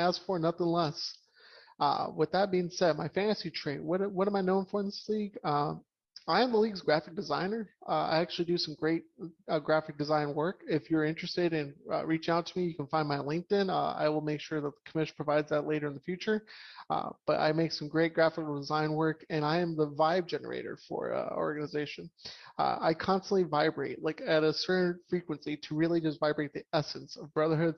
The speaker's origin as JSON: {"language": "English", "town": "Columbus", "region": "Ohio", "country": "United States", "tie": "born or raised there", "said": "Born and raised in Columbus, Ohio"}